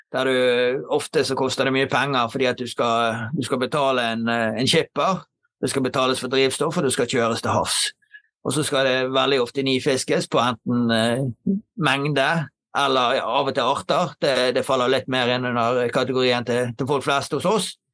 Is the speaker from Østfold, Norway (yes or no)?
no; Knarvik, Vestland, Norway; Jeg er jo fra Knarvik eh, opprinnelig og har bodd her hele livet. Oppvokst eh, i området her